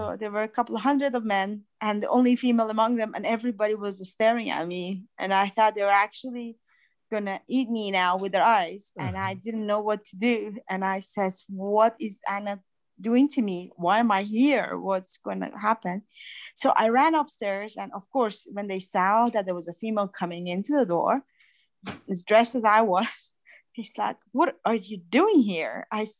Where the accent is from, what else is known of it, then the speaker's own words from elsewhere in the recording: Iran; moved away as an adult; also born or lived in Athens, Greece; So I said, I'm from Iran.